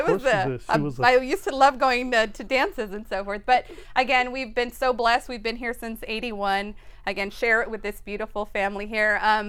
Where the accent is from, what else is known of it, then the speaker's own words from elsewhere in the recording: Las Vegas, Nevada, United States; I grew up with six siblings, Bobby right here and Manny right here. So we're going to get to our memories of growing up here in Las Vegas. Our family's been here since 81